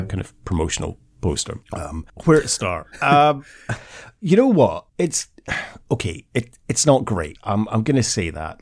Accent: Scotland, United Kingdom; as a Scotsman

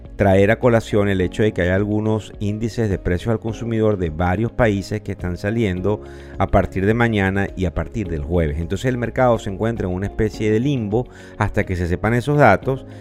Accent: Venezuela; quienes somos venezolanos

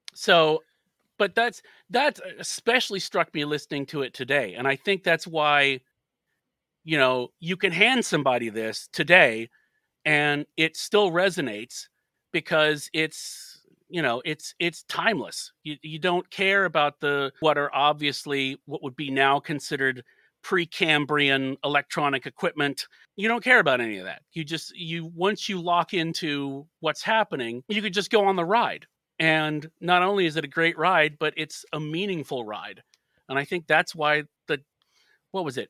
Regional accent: United States; as an American

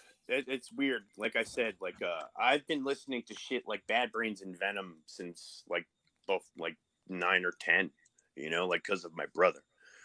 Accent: New York City, New York, United States; I grew up in the Bronx.

